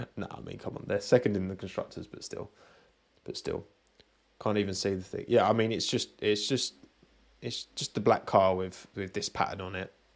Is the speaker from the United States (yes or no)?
no; United Kingdom; I'm British.